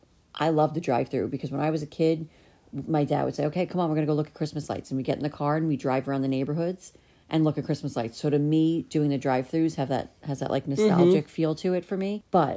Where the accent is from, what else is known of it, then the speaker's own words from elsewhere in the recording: New York, United States; moved away; we're from New York, where there really aren't many animals.